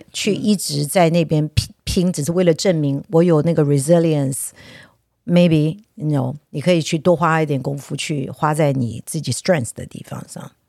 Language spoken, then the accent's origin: Chinese; Taiwan; 我好像一个从台湾来的